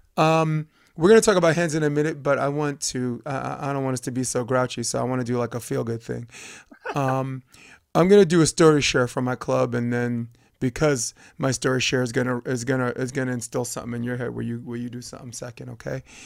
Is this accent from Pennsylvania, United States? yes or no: no; New York, United States; as a New Yorker